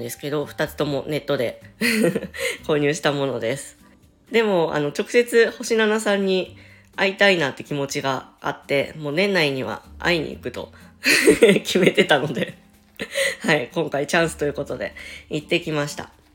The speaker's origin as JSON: {"language": "Japanese", "region": "Chiba", "country": "Japan", "tie": "born or raised there", "said": "千葉県民なんです。もう生まれも育ちも千葉県です。"}